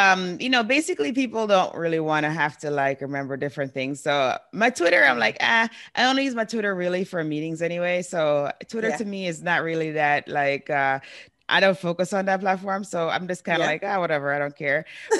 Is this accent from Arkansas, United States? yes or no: no; New York City, New York, United States; now in Guam; I grew up in New York City, so that's awesome.